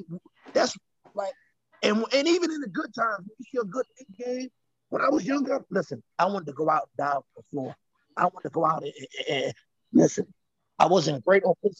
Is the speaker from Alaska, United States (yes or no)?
no; New York, United States; They just talk mess and but I'm from New York, you know, and I'm still root.